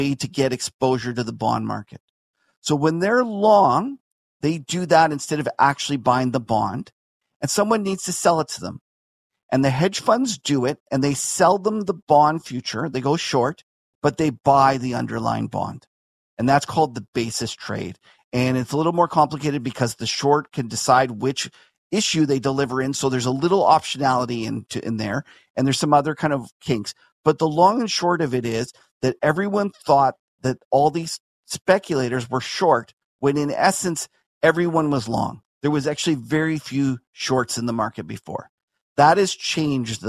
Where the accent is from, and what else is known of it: Canada